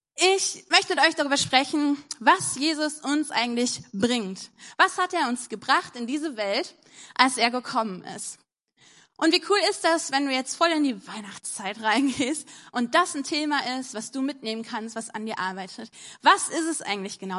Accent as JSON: {"language": "German", "town": "Wuppertal", "region": "North Rhine-Westphalia", "country": "Germany", "said": "bei uns in Wuppertal"}